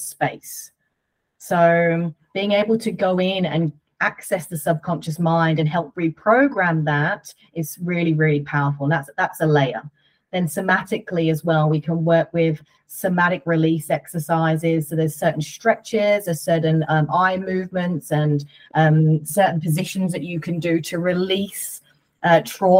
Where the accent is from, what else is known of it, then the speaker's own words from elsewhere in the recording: United Kingdom; I'm British